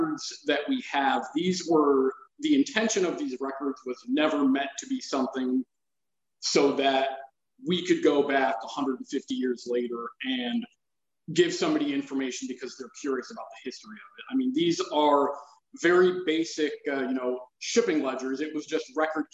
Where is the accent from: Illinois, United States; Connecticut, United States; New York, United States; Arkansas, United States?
Connecticut, United States; Growing up in Connecticut, the culture on firearms is not quite what it is in, some other areas of the country